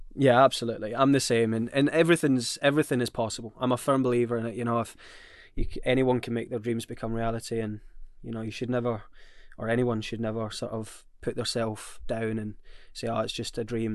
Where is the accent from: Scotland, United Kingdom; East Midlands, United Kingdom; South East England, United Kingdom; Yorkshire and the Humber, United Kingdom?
Scotland, United Kingdom; I'm Scottish